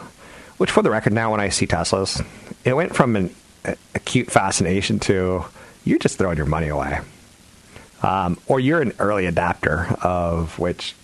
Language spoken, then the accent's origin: English; the South, United States; I'm from the South